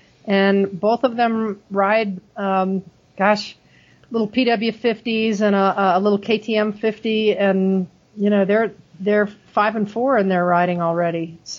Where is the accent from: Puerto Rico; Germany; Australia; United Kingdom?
Germany; So, but I grew up in Germany. So, I mean, we walked everywhere.